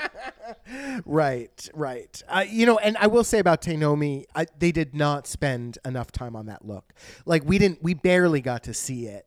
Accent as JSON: {"language": "English", "country": "United States", "said": "I'm American"}